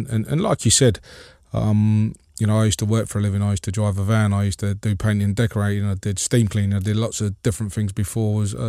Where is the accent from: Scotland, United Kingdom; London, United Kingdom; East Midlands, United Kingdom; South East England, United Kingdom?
London, United Kingdom; Yeah, it was kind of strange growing up in West London. Not far from where QPR was, to be honest with you.